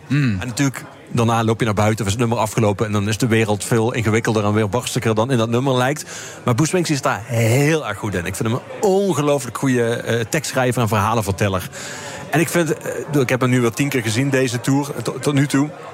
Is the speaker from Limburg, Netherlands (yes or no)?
yes; Geleen, Limburg, Netherlands; Ik kom zelf uit Geleen